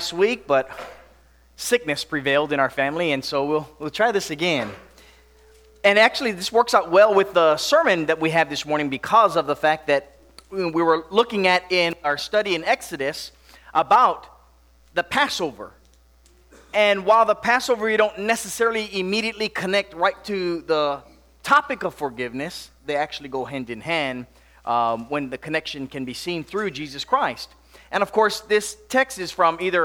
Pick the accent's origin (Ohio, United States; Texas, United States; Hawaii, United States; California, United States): Hawaii, United States; Makawao; now in Tennessee, United States; growing up in Hawaii, snow was not much of a, common thing. Not that it's so common here in Tennessee